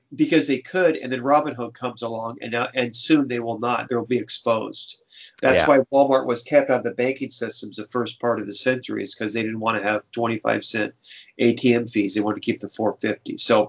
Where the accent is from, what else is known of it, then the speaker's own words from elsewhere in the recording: Ireland; Violence as conflict resolution. I'm Irish. That's what we do.